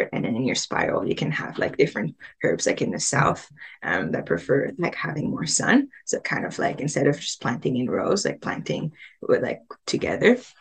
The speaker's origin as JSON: {"language": "English", "town": "Montreal", "region": "Quebec", "country": "Canada", "tie": "born or raised there", "also_born_or_lived": "Tunisia", "moved": "yes", "lives_now": "Whitehorse, Canada", "said": "I grew up in Montreal, really like pretty far from like nature"}